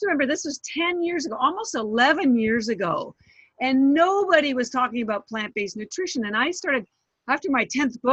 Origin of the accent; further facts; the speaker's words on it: Canada; also born or lived in Vancouver, Canada; now in Boston, United States; I am Canadian, but I live in Boston